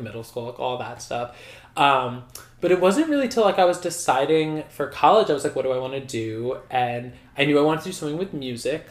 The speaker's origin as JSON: {"language": "English", "town": "Massapequa", "region": "New York", "country": "United States", "tie": "born or raised there", "said": "grew up in Nassau County as well well in Massapequa"}